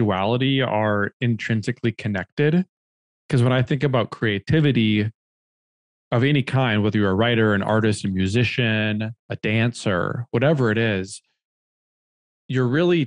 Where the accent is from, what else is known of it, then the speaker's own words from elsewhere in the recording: Minnesota, United States; moved away as an adult; now in New York City, United States; I grew up in Minnesota in the Midwest